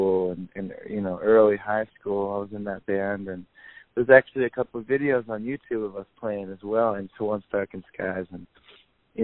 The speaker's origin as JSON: {"language": "English", "region": "Michigan", "country": "United States", "tie": "born or raised there", "moved": "yes", "said": "I grew up in Michigan, and that's where my dad still lives."}